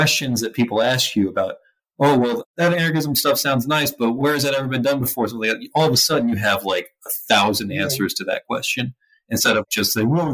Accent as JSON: {"language": "English", "region": "Georgia", "country": "United States", "said": "I'm from Georgia"}